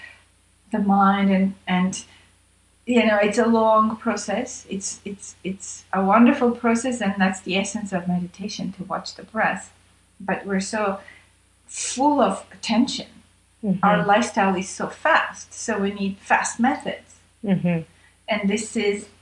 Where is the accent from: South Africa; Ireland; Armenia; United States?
Armenia; moved away; I was born in Armenia and had that different kind of a training